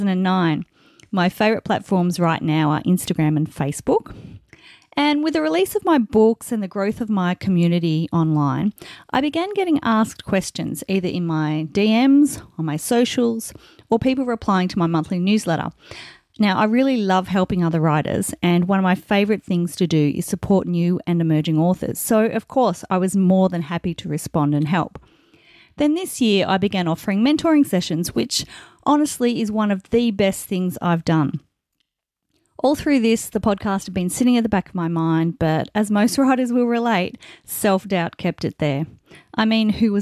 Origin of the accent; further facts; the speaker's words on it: Australia; I'm an Australian author of contemporary fiction